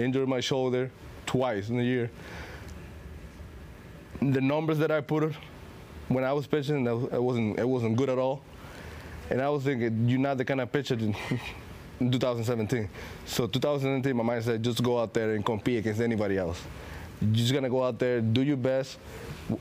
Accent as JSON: {"language": "English", "country": "Venezuela", "also_born_or_lived": "Seattle", "moved": "yes", "said": "I'm from Venezuela"}